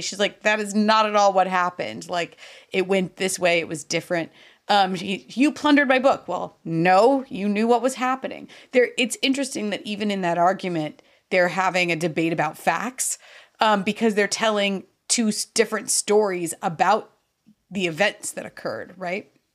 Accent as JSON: {"language": "English", "country": "United States", "said": "I'm so American"}